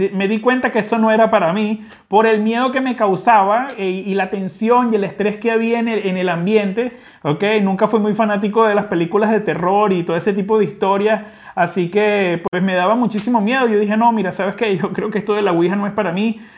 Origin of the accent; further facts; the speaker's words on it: Venezuela; accent: Venezuelan; como te puedes dar cuenta por mi acento, soy venezolano